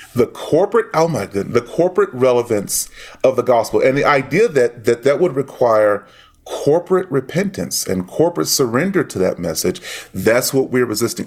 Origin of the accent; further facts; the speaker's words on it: Dallas, Texas, United States; moved away; I am from Dallas, born and raised in Dallas